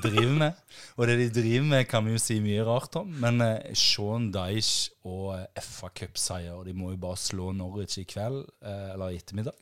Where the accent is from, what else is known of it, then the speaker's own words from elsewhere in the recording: Jæren, Rogaland, Norway; jeg verdens stolteste for at jeg er fra Jæren